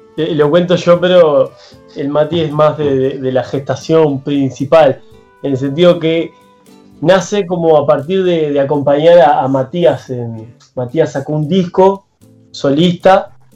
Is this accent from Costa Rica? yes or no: no; Uruguay